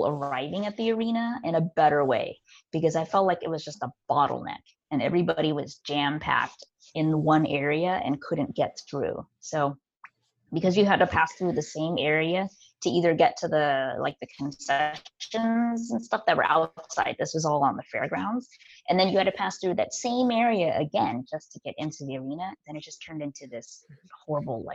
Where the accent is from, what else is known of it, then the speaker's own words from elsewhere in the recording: Texas, United States; now in California, United States; I live in California. I was born in Texas, but, you know, live in California now